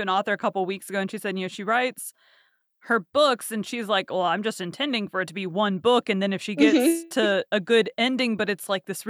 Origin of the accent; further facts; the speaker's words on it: Texas, United States; I've been born and raised in Texas, so a mm-hmm. lot of my family have like Southern accents. I don't.